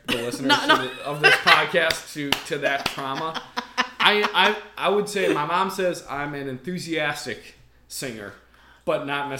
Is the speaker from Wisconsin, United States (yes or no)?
yes; Milwaukee, Wisconsin, United States; So I'm from Milwaukee, the Milwaukee area.